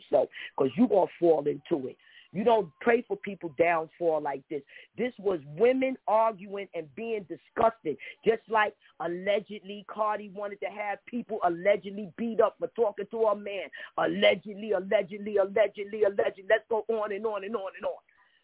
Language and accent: English; New York City, New York, United States; I'm in the Bronx. I'm from Harlem.